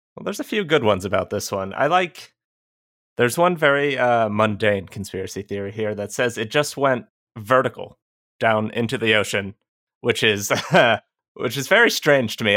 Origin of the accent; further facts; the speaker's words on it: Georgia, United States; I'm from Georgia. We have a lot of creeks here. I grew up with one in the backyard